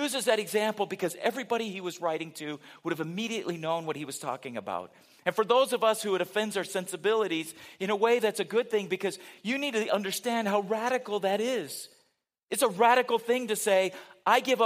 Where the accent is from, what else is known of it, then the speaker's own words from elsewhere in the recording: United States; most of us as Americans